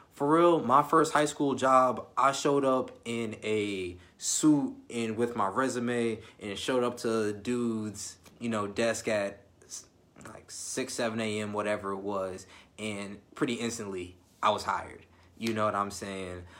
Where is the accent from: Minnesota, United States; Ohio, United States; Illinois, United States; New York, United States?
Illinois, United States; I'm from Illinois